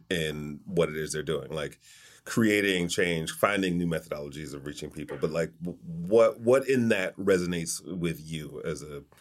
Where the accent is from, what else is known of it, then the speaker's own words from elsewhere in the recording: Detroit, Michigan, United States; I'm from Detroit, actually.